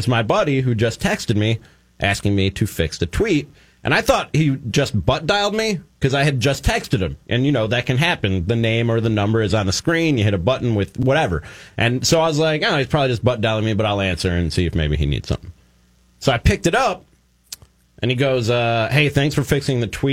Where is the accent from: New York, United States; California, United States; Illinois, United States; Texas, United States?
Illinois, United States; Chicago; moved away; I love Chicago. I'm a Chicagoan.